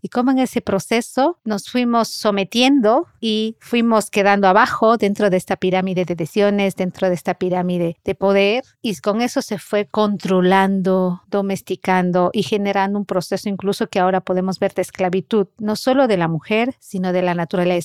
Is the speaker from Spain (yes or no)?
no; Cuenca, Azuay, Ecuador; Nací en Cuenca, Ecuador, el sur del territorio ecuatoriano